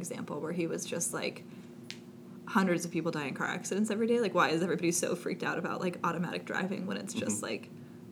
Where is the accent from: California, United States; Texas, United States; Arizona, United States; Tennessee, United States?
California, United States; Southern; growing up in Southern California